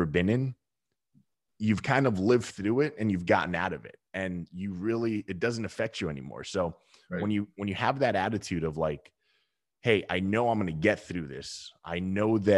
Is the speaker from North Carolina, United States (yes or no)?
no; Southern California, United States; I grew up in Southern California and I was a surfer dude